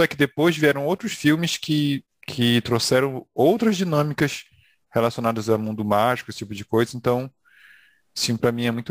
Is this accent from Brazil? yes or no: yes; Brazil; ali que aparece que a gente como brasileiro se identifica.